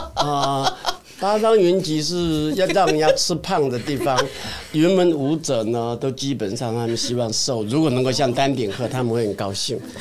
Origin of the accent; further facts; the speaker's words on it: Xingang, Chiayi County, Taiwan; moved away; 我的故乡新港嘉义